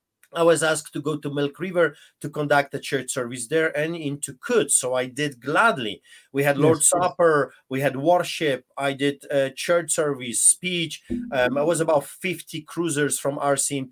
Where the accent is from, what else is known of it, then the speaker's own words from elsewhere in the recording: Poland; English is a second language; now in Canada; listen to my accent. I grew up behind the Iron Curtain under the boots of the Soviets during the Soviet occupation of Poland.